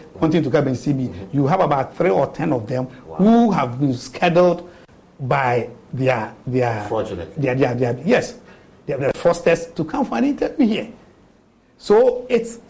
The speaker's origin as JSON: {"language": "English", "region": "Eastern Region", "country": "Ghana", "said": "I'm from the Eastern region. I'm from Chebbi"}